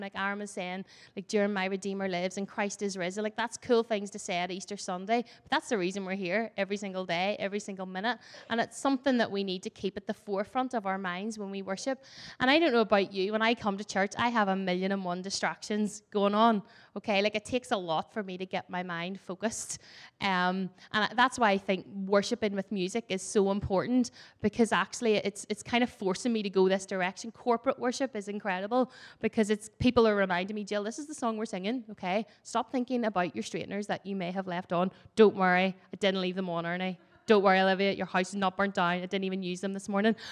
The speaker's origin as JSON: {"language": "English", "country": "Ireland", "said": "I'm Irish and Irish love to tell stories and talk"}